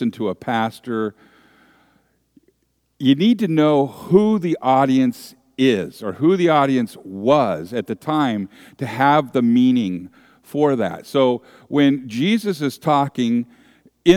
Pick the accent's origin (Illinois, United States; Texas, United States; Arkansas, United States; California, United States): California, United States; San Francisco Bay Area; I grew up in the San Francisco Bay Area